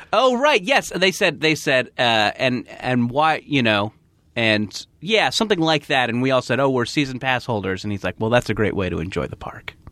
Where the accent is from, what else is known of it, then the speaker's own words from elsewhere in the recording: Orange County, California, United States; when I was a, a teen growing up in Orange County